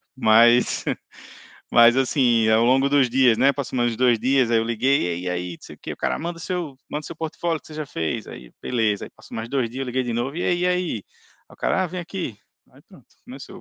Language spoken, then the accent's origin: Portuguese; Natal, Rio Grande do Norte, Brazil; moved away as an adult; now in Ireland; eu sou de Natal. Eu cheguei aqui na Irlanda em maio de 2018